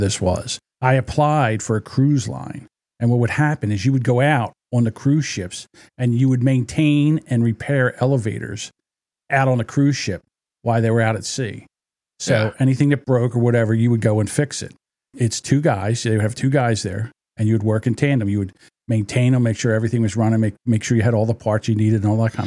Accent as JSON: {"language": "English", "region": "New Jersey", "country": "United States", "said": "in New Jersey, my home state"}